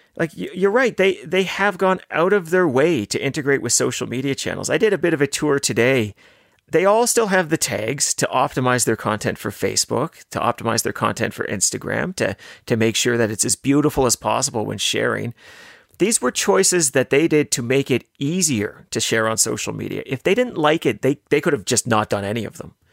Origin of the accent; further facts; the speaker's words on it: Canada; as a Canadian, as a taxpayer